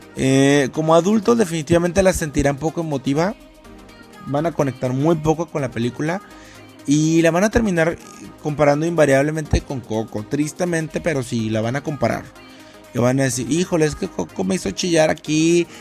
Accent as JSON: {"language": "Spanish", "town": "Ciudad Valles", "region": "San Luis Potosí", "country": "Mexico", "moved": "yes", "lives_now": "Monterrey, Mexico", "said": "yo no soy de aquí de, Monterrey, yo soy de San Luis Potosí, de Ciudad Valles específicamente"}